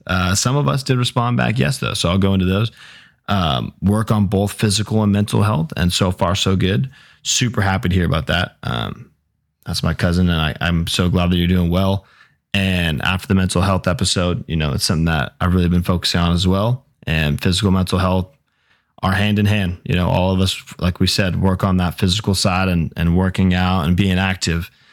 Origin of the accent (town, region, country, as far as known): Newbury Park, California, United States; born or raised there